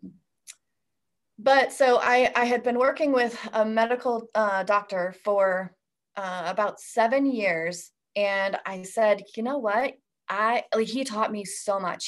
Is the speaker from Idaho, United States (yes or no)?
yes; Idaho, United States; I was born and raised in Idaho